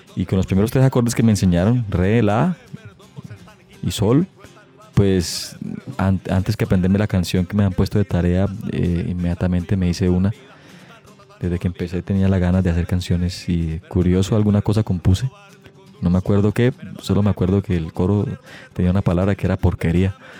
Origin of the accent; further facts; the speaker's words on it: Bucaramanga, Santander, Colombia; also born or lived in Piedecuesta; Yo nací en Bucaramanga el 19 de noviembre del 75